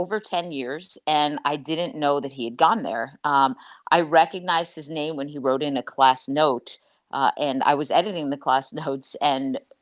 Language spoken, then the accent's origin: English; Massachusetts, United States; I grew up in Massachusetts